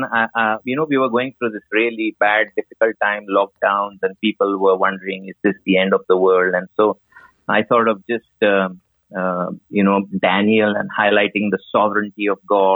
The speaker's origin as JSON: {"language": "English", "country": "India"}